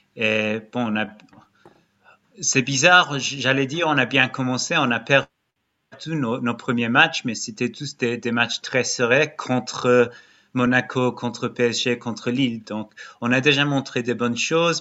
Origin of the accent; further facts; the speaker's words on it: Brighton, South East England, United Kingdom; also born or lived in Lyon, France; now in England; je viens de Brighton